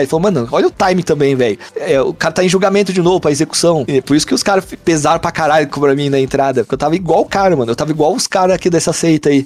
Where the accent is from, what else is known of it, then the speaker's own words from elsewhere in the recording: Mogi das Cruzes, São Paulo, Brazil; Só saí de Mogi uma vez e foi pra ir pro Japão